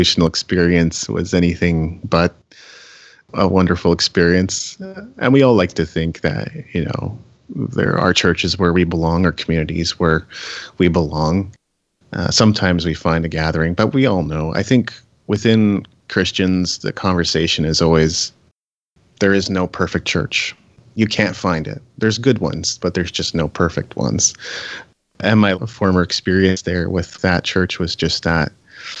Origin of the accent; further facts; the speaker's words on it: Japan; moved away; I grew up in Japan